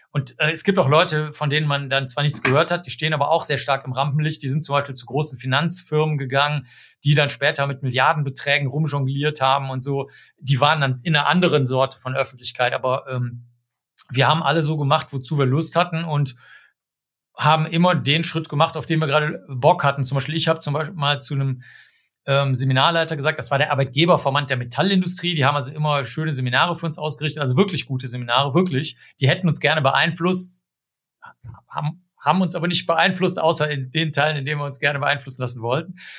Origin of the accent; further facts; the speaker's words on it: Cologne, North Rhine-Westphalia, Germany; ich bin in Köln aufgewachsen